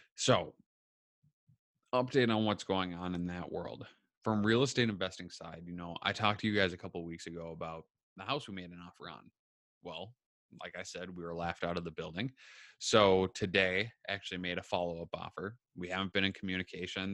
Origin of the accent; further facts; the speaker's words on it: Minneapolis, Minnesota, United States; now in Waconia, United States; I'm from Minneapolis, Minnesota, and Southwest Metro is kinda my jam, in a way, like, that's what I know